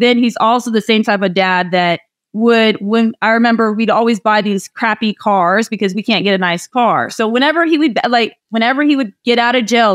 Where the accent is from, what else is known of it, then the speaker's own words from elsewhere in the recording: Iowa, United States; moved away as an adult; I grew up in Iowa. I walked to school, ran to school every day